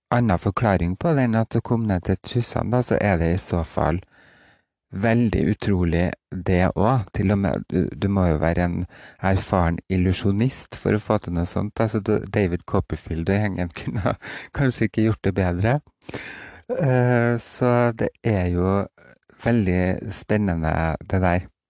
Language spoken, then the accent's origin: Norwegian; Roan, Trøndelag, Norway; det er en eh, liten øy utafor Roan der jeg vokste opp